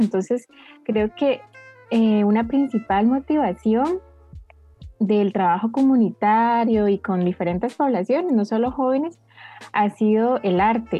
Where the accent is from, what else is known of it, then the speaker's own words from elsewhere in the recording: Heredia, Costa Rica; soy de Heredia